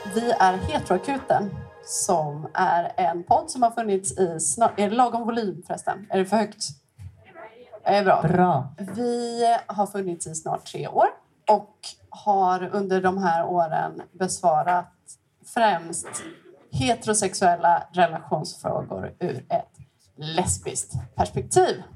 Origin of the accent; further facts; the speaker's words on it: Stockholm, Stockholm County, Sweden; moved away as an adult; now in Gothenburg, Sweden; också från Stockholm, bott i Göteborg i 12 år